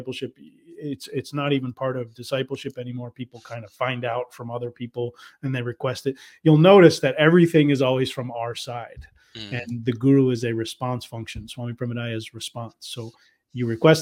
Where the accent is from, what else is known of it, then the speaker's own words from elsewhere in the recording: United States; I, as an American